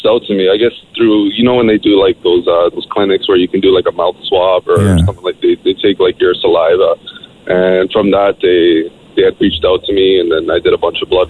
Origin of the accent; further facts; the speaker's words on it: Woodbridge, Ontario, Canada; Yeah, I'm from Woodbridge as well, man.